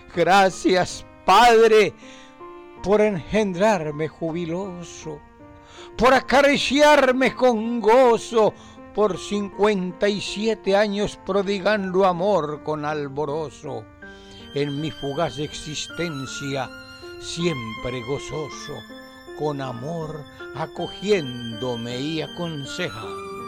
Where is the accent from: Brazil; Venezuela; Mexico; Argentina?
Argentina; moved away as an adult; now in Spain; soy argentino y vivo en España desde el 2001